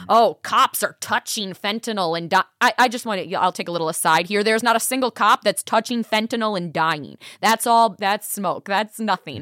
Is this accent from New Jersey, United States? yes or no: no; Milwaukee, Wisconsin, United States; from Milwaukee, so shout out to my hometown